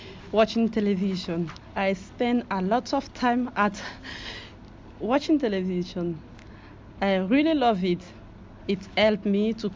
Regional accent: Côte d’Ivoire; English is a second language; now in United Kingdom; I'm from Ivory Coast. I've been living in UK since 2017.

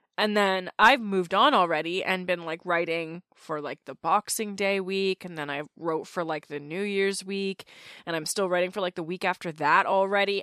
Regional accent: Canada; As a Canadian

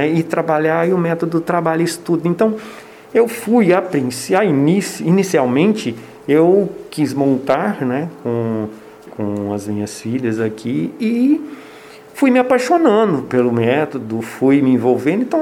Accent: Goiânia, Goiás, Brazil; now in Ubatuba, Brazil; É, eu não sou daqui, sou de Goiânia. E ah, mas minhas filhas sempre moraram aqui. E eu sempre fui apaixonado por Ubatuba.

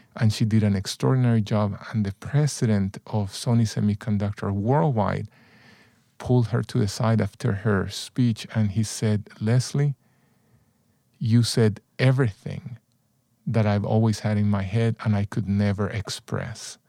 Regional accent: San Salvador, El Salvador; also born or lived in Texas; now in United States; I grew up in El Salvador, Central America, and, uh, mostly in the city of San Salvador

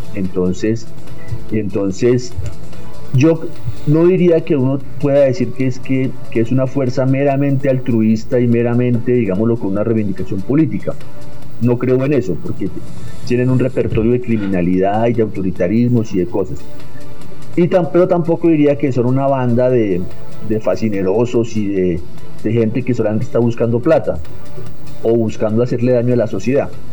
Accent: Bogotá, Colombia; also born or lived in Villavicencio; nací en Villavicencio, realmente, digámoslo, pero me crié en Bogotá desde muy pequeño

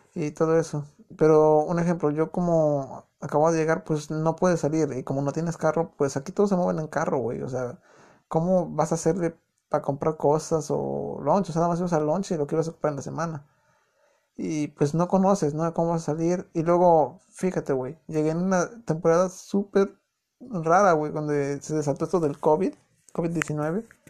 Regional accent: Mexico City, Mexico; accent: chilango; moved away as an adult; now in United States; yo soy de distrito, o sea, soy chilango. Yo sé que no a muchos les gusta el acento chilango.

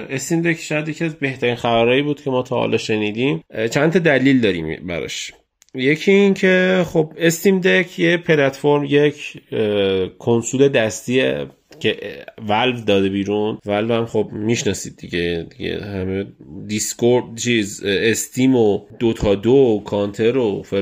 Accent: Iran; هر جوری هر حساب کنی بتونه بفهمه که ما از ایرانیم

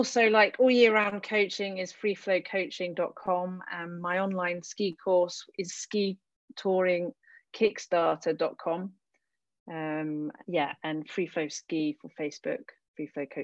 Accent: United Kingdom; now in France; I'm a British girl from, well, you know, a land of no snow

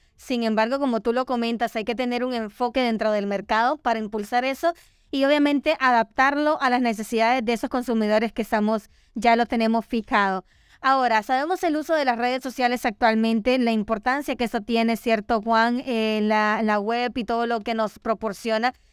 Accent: Honduras; nos enorgullece a todos como hondureños

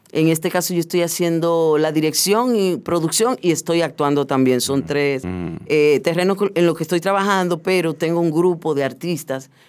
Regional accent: Puerto Plata, Dominican Republic; now in Santo Domingo, Dominican Republic; Sí, yo soy de Puerto Plata

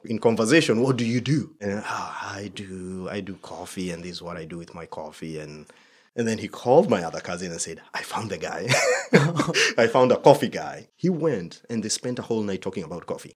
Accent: Kenya; moved away; I'm Kenyan

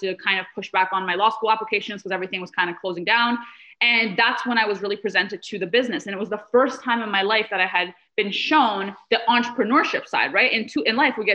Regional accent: Canada; also born or lived in Middle East; I wasn't born in Canada. We moved here. We immigrated here from the Middle East when I was 7 years old

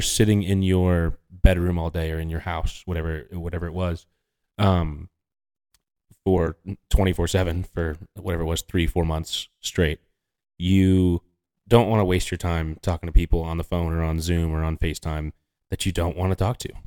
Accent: New York, United States; as a New Yorker

